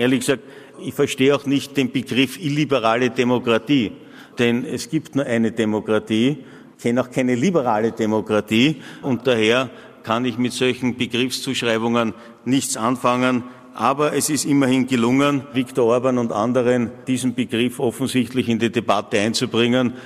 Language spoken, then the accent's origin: German; Austria; als Österreicher und Österreicherinnen